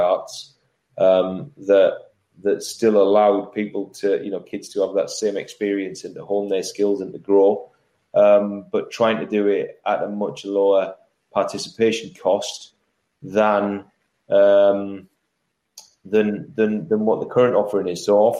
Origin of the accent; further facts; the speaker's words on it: Middlesbrough, North East England, United Kingdom; I come from the Northeast. I come from Middlesbrough, from humble beginnings